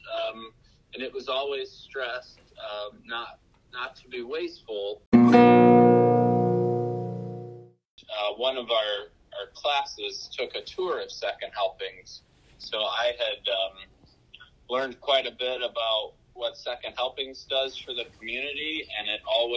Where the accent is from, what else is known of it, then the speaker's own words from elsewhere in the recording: Hobart, Indiana, United States; moved away as an adult; now in Hamilton County, Indiana, United States; I'm a Hoosier through and through. I grew up in Northwest Indiana in the city of Hobart.